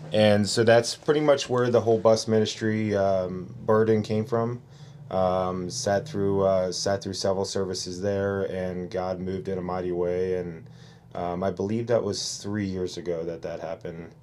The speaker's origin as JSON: {"language": "English", "town": "Cincinnati", "region": "Ohio", "country": "United States", "tie": "born or raised there", "moved": "as an adult", "lives_now": "Yucaipa, United States", "said": "Originally born and raised in Cincinnati, Ohio"}